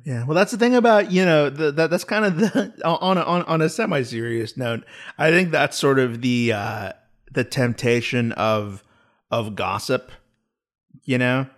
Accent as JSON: {"language": "English", "country": "United States", "said": "as an American"}